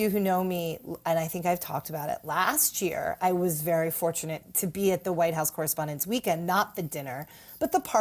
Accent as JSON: {"language": "English", "town": "New York City", "region": "New York", "country": "United States", "said": "as a New Yorker"}